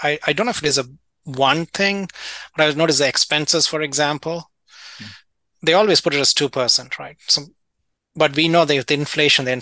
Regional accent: India; moved away as an adult; also born or lived in London / Illinois / California; now in United States; I grew up in India

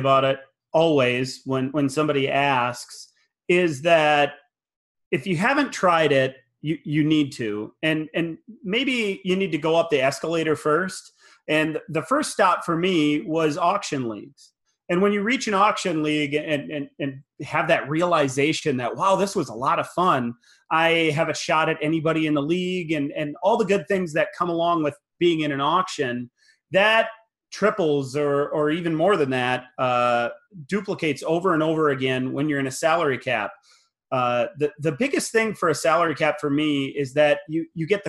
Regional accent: Wisconsin, United States; now in South Dakota, United States; I was born in Wisconsin, and my whole family is a Packers fan, as you know, as well. So I was born into Packer fandom, and although I live in South Dakota now

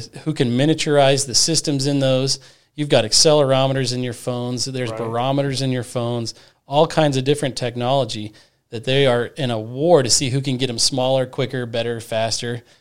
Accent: Goodland, Kansas, United States; I was born and raised in Goodland. I K through 12 in Goodland.

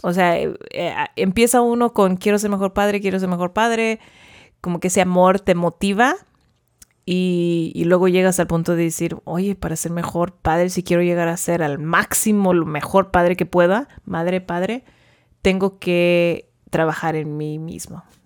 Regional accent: Porterville, California, United States; also born or lived in Davis, California / Los Angeles, California; yo nací en Porterville, viví toda mi vida allí

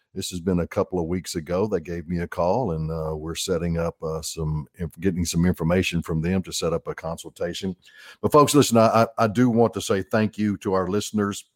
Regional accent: Arkansas, United States; I'm born and raised in Arkansas

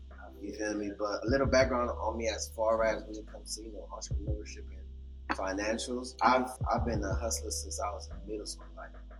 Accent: Bahamas; moved away; I was born in Bahamas to Haitian parents

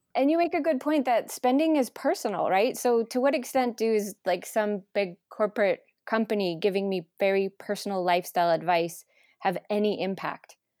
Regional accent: Los Angeles, California, United States; now in Toronto, Canada; I'm from Los Angeles

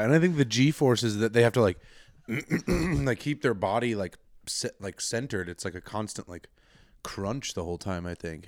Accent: Colorado, United States; I'm from a small, safe little town in Colorado

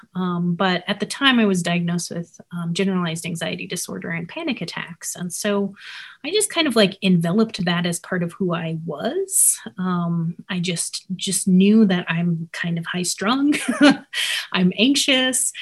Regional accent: Albuquerque, New Mexico, United States; also born or lived in Kansas; now in Erhard, Minnesota, United States; I was born in Kansas, but grew up in New Mexico.

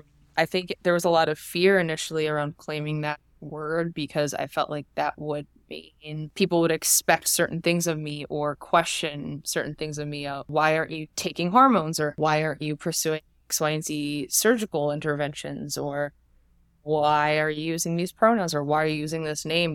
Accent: New Jersey, United States; I'm from Jersey

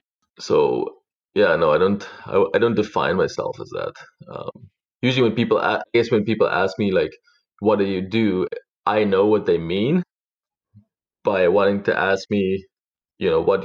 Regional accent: Mpumalanga, South Africa; moved away as an adult; also born or lived in Middelburg / Bethal; now in Vancouver, Canada; I'm originally from South Africa. I was born in a little country farm, grew up between a farm and a country town.

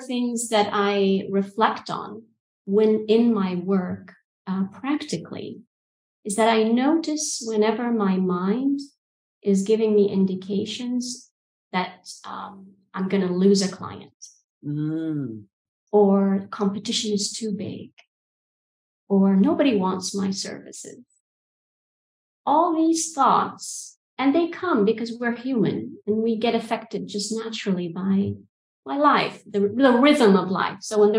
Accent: Egypt; also born or lived in United Kingdom / Saudi Arabia; now in Albania; So calling from Albania, but culturally I'm from Egypt and the UK, and I studied in an American system. So I've got a whole cultural mix that I tend to tap into, born in Saudi Arabia.

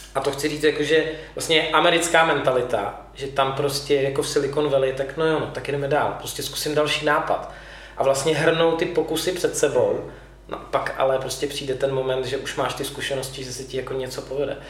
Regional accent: Prague, Czechia; jsem z Prahy

